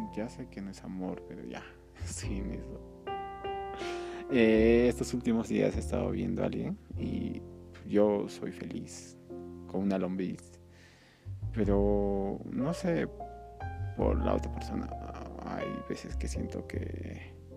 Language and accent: Spanish; Peru; que soy de Perú